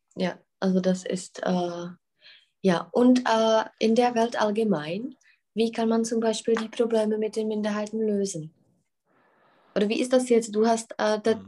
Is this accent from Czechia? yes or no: yes; Czechia; bei uns in Tschechien